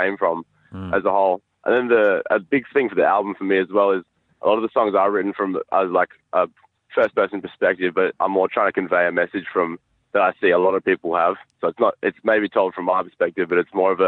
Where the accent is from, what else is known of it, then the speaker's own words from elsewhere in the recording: Perth, Western Australia, Australia; Perth. We're all from Perth.